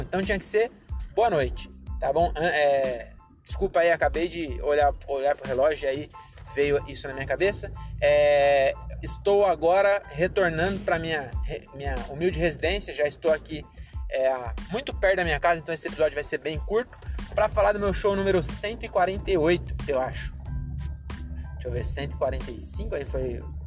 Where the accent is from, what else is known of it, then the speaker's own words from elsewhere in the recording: Francisco Morato, São Paulo, Brazil; Eu sou de Morato